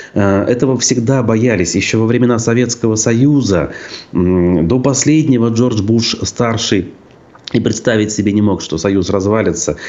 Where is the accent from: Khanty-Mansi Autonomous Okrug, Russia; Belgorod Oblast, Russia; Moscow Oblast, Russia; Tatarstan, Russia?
Khanty-Mansi Autonomous Okrug, Russia; Tyumen Oblast; moved away; в детстве я рос э, в Хандамасийском округе Тюменской области